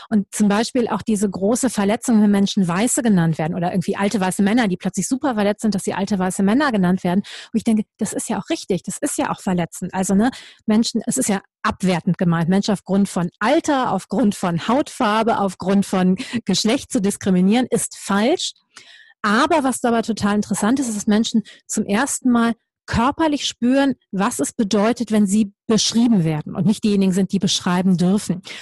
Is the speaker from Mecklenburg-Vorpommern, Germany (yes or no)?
no; Düsseldorf, North Rhine-Westphalia, Germany; Und ich denen gesagt habe, ich komme aus Düsseldorf